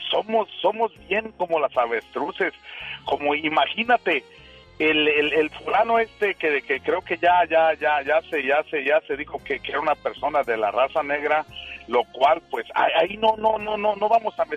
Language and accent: Spanish; Tingambato, Michoacán, Mexico; soy de Michoacán